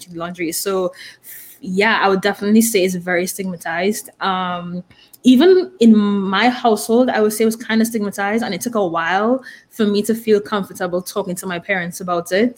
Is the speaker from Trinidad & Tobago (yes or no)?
yes; Trinidad & Tobago; moved away; I'm from Trinidad and Tobago, if you can tell by my accent.